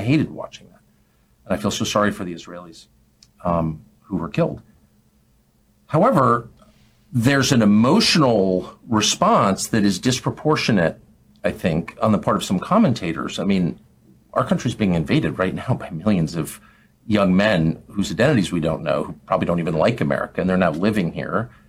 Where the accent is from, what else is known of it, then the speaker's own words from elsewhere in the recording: United States; I'm, I'm an American